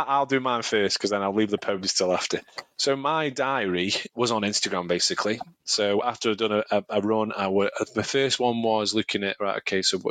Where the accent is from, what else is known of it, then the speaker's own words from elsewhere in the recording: Stoke-on-Trent, West Midlands, United Kingdom; I'm from Stoke